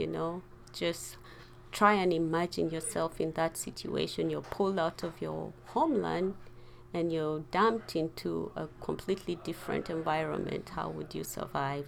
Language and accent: English; Kenya; also born or lived in Uganda; we grew up as refugees in Kenya